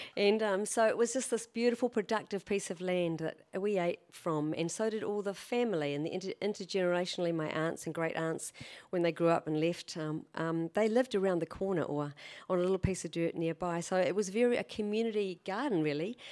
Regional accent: Canterbury, New Zealand; also born or lived in Christchurch; now in Auckland, New Zealand; I was raised in Canterbury

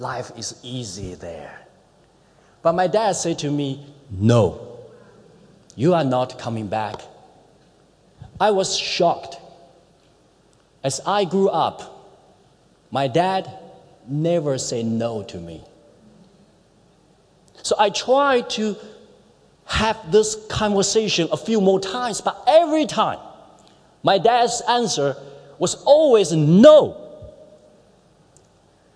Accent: China; moved away as an adult; now in New Zealand; growing up in China's economy booming years

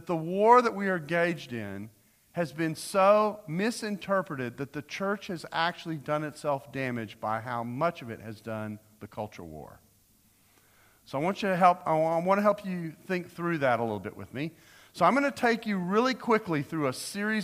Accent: United States; as an American

